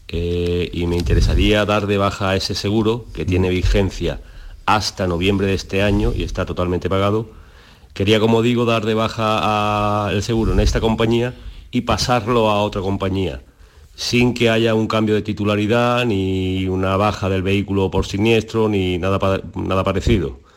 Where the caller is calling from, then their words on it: Jerez de la Frontera, Andalusia, Spain; de Jerez.